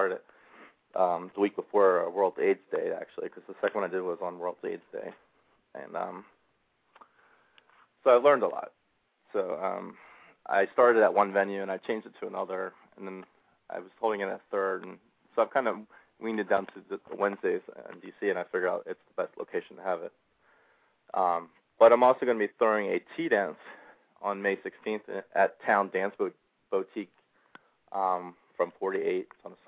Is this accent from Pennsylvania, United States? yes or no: yes; Levittown, Pennsylvania, United States; And Jack, I'm from Levittown. It's one of those things, if you ever get out, you never go back.